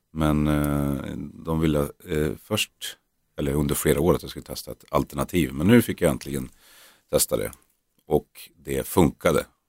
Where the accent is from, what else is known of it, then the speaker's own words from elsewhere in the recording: Norrland, Sweden; vi är norrlänningar, norrlänningar